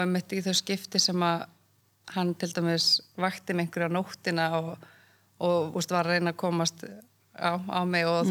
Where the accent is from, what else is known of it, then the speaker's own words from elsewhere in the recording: Reykjavík, Capital Region, Iceland; also born or lived in Odense, Denmark / Siglufjörður (ancestry) / Ólafsfjörður (ancestry); ég er ættu frá Siglufjörðu og Ólusverði en ég var alltaf okay. búið í Reykjavík